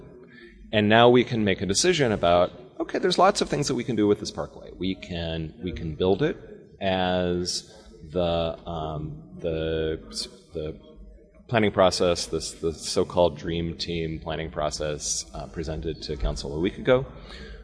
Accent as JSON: {"language": "English", "town": "Los Angeles", "region": "California", "country": "United States", "tie": "born or raised there", "said": "I was born in Los Angeles"}